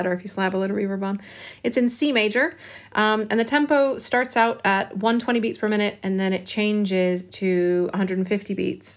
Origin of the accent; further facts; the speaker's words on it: Chicago, Illinois, United States; now in Bristol, United Kingdom; I live in Bristol in England, and I'm originally from Chicago